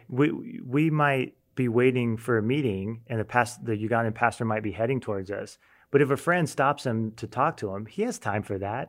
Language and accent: English; United States; as an American